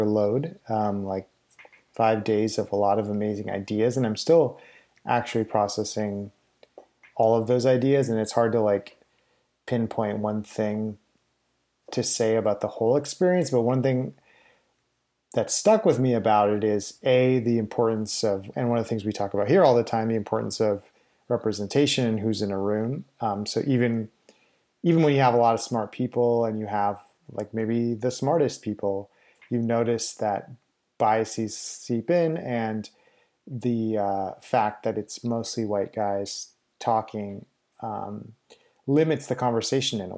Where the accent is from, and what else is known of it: Winnipeg, Manitoba, Canada; born or raised there; moved away